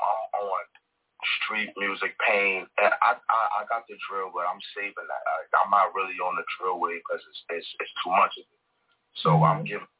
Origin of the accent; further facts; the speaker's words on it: Brooklyn, New York, United States; Up on the block, I'm from Brooklyn in the Star, so a lot of my friends growing up was females